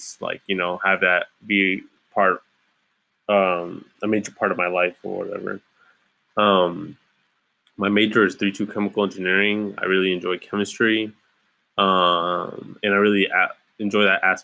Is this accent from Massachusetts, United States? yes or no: no; Ypsilanti, Michigan, United States; moved away as an adult; now in Kalamazoo, United States; I'm originally from Ypsilanti, Michigan, just outside Ann Arbor. Born and raised